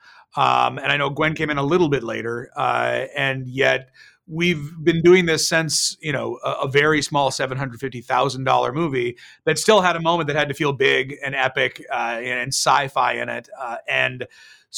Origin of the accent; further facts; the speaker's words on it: Bay Area, California, United States; I grew up in the Bay Area